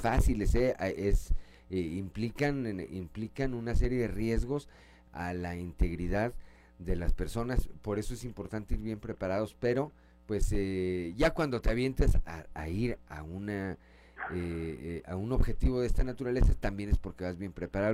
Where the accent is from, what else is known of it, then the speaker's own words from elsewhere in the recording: Coahuila, Mexico; como buenos coahuilenses